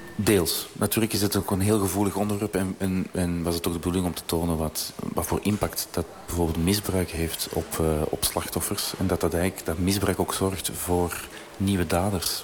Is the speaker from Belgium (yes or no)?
yes; Belgium; we in België